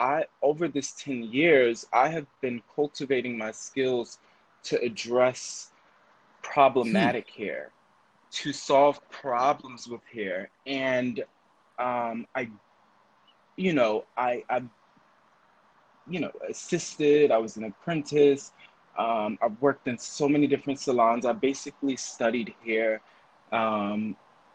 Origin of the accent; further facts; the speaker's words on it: Philadelphia, Pennsylvania, United States; now in New York, United States; from Philadelphia